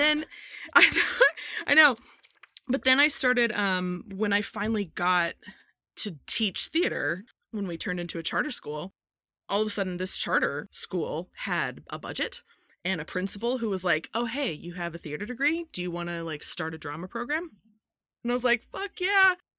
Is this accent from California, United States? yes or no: yes; Modesto, California, United States; now in Virginia, United States; I grew up in Modesto, California